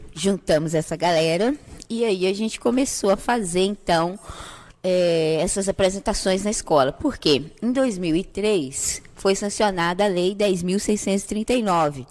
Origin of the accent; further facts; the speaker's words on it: Caratinga, Minas Gerais, Brazil; Nasci e fui criada aqui mesmo em Caratinga